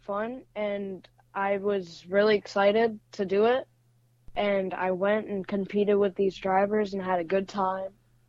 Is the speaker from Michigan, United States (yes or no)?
no; Metairie, Louisiana, United States; I'm from Metairie, Louisiana. and I'm 13 years old.